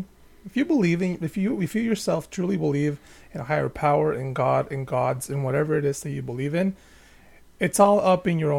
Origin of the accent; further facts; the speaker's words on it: Baja California, Mexico; Yeah, I'm from Baja California.